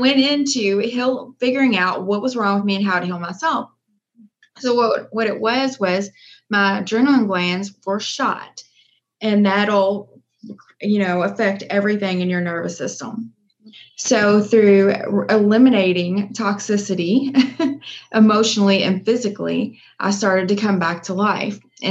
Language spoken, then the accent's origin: English; Louisville, Kentucky, United States; I'm from Louisville, Kentucky. I've always been here